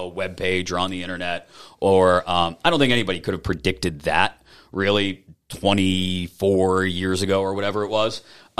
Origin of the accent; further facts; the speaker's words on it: Baldwin, Pennsylvania, United States; also born or lived in Avalon, Pennsylvania / Bellevue, Pennsylvania / Texas; growing up in Baldwin